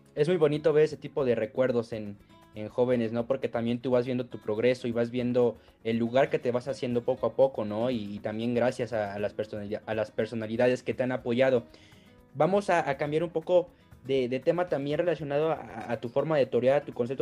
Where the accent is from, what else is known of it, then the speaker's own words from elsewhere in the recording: Apizaco, Tlaxcala, Mexico; somos aquí de, de Apizaco